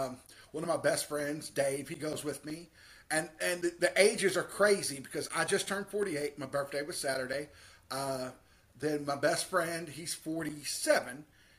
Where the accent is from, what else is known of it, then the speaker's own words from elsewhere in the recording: Henderson, Kentucky, United States; I come from a little town called Henderson, Kentucky. We're near Evansville, Indiana.